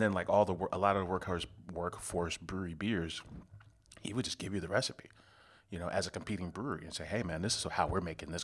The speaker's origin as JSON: {"language": "English", "area": "South Suburbs of Chicago", "region": "Illinois", "country": "United States", "lives_now": "Chicago, United States", "said": "I'm from the South Burbs, so I was out there, um, near Orland Park."}